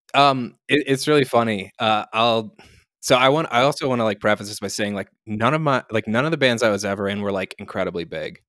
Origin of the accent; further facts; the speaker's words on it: Lancaster, Pennsylvania, United States; I grew up in Lancaster, Pennsylvania, which is a town about halfway between Philadelphia and Harrisburg and Baltimore.